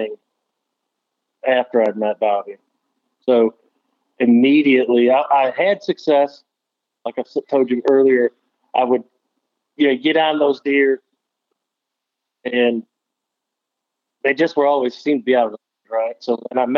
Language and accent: English; Northern Illinois, United States; moved away as an adult; now in Tennessee, United States; I'm originally from Northern Illinois